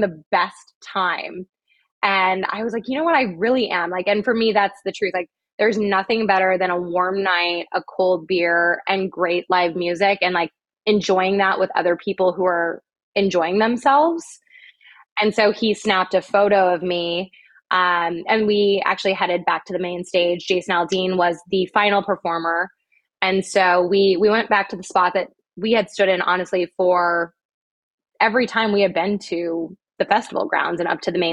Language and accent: English; Midwest, United States; I'm from the Midwest.